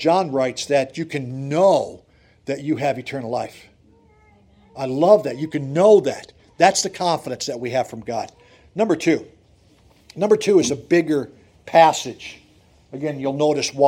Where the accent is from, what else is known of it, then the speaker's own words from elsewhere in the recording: Susquehanna County, Pennsylvania, United States; moved away as an adult; also born or lived in Detroit, Michigan; I grew up in Susquehanna County.